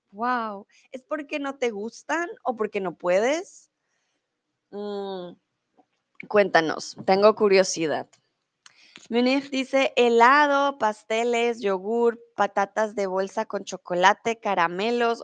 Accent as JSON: {"language": "Spanish", "region": "Bogotá", "country": "Colombia", "said": "soy de Colombia, de la capital de Bogotá"}